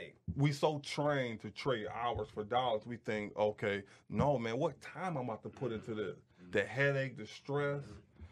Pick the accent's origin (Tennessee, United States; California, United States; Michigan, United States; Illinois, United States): Michigan, United States; Detroit; I'm from Detroit.